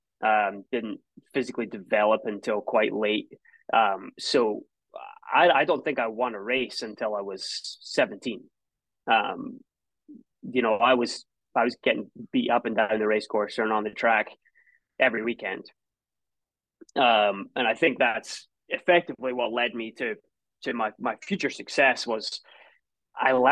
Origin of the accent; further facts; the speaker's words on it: a small town outside Edinburgh, Scotland, United Kingdom; moved away as an adult; also born or lived in Tulsa, Oklahoma; Grew up in a small town not too far outside of Edinburgh